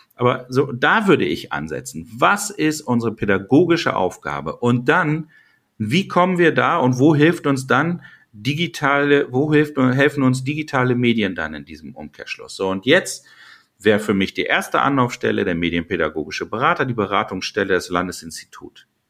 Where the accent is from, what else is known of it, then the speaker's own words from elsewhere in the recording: Lower Saxony, Germany; als Niedersachse